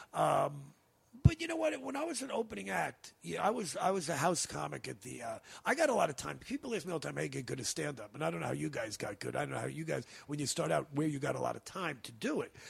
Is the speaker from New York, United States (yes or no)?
yes; New York, United States; moved away; also born or lived in California; growing up in New York